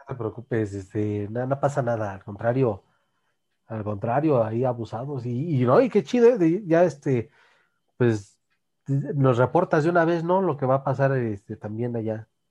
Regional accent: Naucalpan, State of Mexico, Mexico; en mi tierra, Naucalpan, capital del mundo

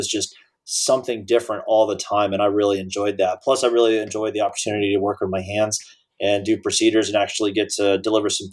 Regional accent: Dallas, Texas, United States; moved away as an adult; I grew up in Dallas with the Cowboys teams of the early 90s

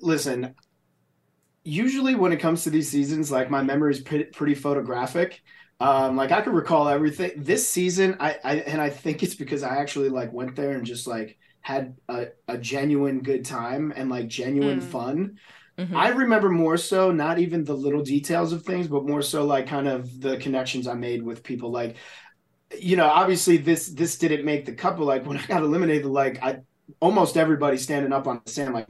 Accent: New Jersey, United States; growing up in New Jersey, like there's, you know, it's tough, right?

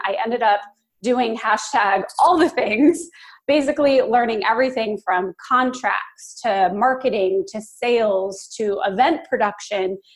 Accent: Phoenix, Arizona, United States; moved away as an adult; also born or lived in Los Angeles; I am from Phoenix. That's where I'm calling from today. It's my hometown

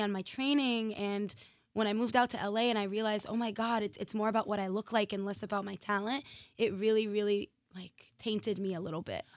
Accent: Massachusetts, United States; moved away as an adult; now in Los Angeles, United States; I'm originally from Massachusetts

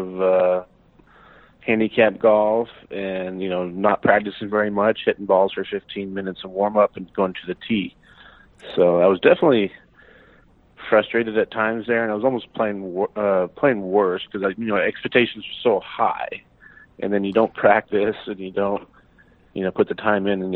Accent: Eugene, Oregon, United States; now in Scottsdale, United States; I grew up in Eugene, Oregon

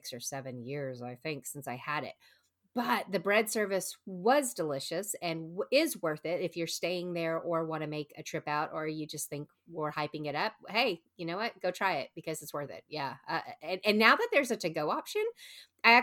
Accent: Texas, United States; I'm from Texas

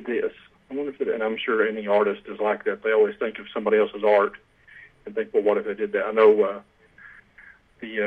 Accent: Knoxville, Tennessee, United States; Knoxville, Tennessee. I've lived here my whole life, and I'm 43 now

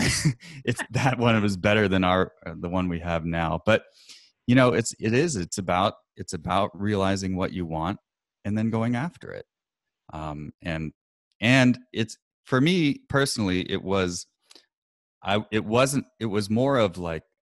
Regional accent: Portland, Oregon, United States; where I'm from Portland, Oregon

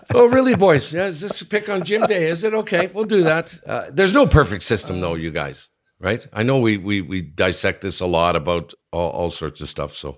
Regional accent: Sudbury, Ontario, Canada; my hometown, Sudbury

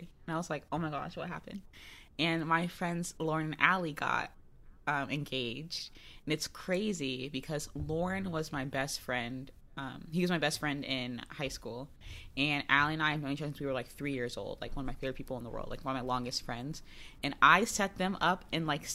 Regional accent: Florida, United States; moved away; people in my high school get married very young because I'm from Florida, like, rural mm-hmm. Florida. Not really rural. Country Florida

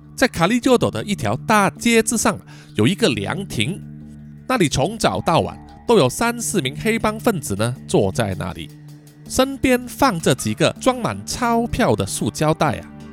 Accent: Kuala Lumpur, Malaysia; 叔叔本身呢，就是吉隆坡人， 哦，我在吉隆坡出生，也住在吉隆坡

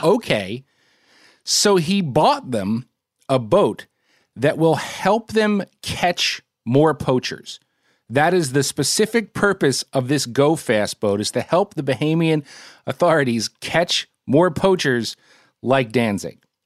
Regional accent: Trenton, New Jersey, United States; I grew up in Trenton. I had, my, my, my childhood home was in Trenton

